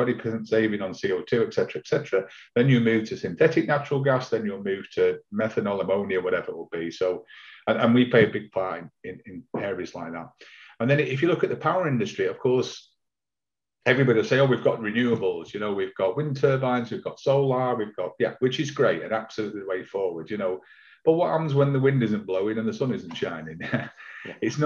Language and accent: English; Manchester, North West England, United Kingdom; I'm from Manchester